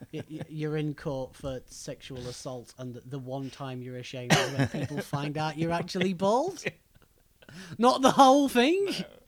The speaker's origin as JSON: {"language": "English", "region": "England", "country": "United Kingdom", "said": "being English in particular, as I imagine the majority of our listeners probably are"}